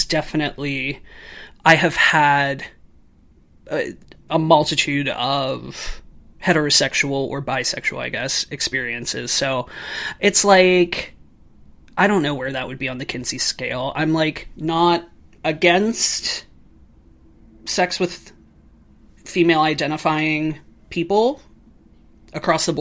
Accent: Pittsburgh, Pennsylvania, United States; now in Chicago, United States; I am from Pittsburgh, Pennsylvania. Technically a suburb, but like, I don't know, like 10 minutes from downtown

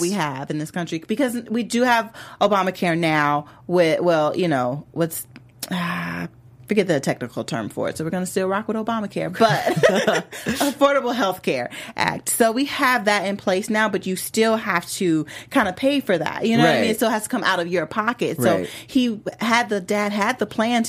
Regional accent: Chicago, Illinois, United States; moved away; I was too. Like, I just lived there. I was born there

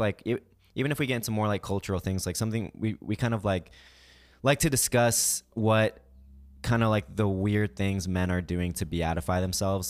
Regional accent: Kansas City, United States; we were growing up in Kansas City

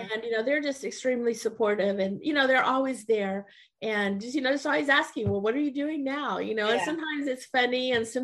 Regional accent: Weslaco, Texas, United States; my childhood growing up in Weslaco

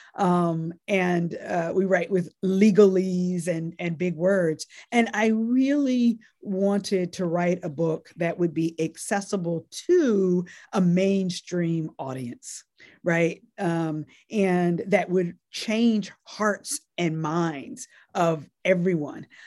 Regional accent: North Carolina, United States; born or raised there; also born or lived in Nashville, Tennessee

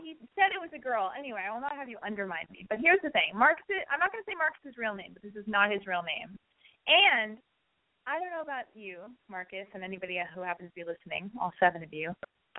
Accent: Montreal, Quebec, Canada; I'm from Montreal, and I turn 18 in a week.

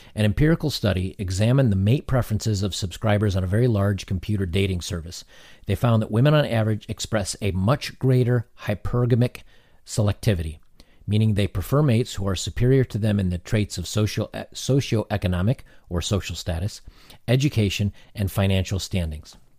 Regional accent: United States; I'm an American

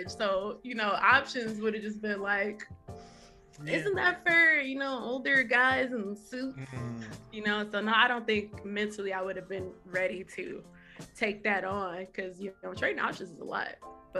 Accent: Chicago, Illinois, United States; I am from Chicago, South Side

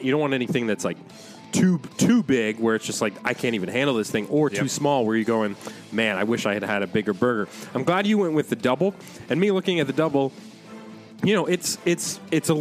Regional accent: United States; as an American

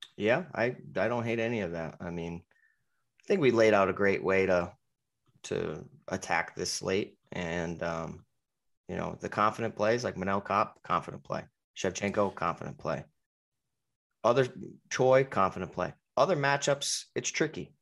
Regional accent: Connecticut, United States; I'm from Connecticut

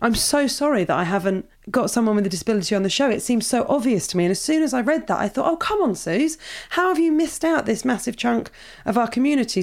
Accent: Portsmouth, South East England, United Kingdom; I grew up in Portsmouth

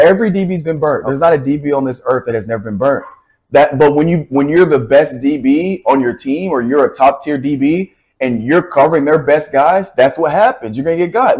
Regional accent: Nashville, Tennessee, United States; I'm from Nashville, Tennessee

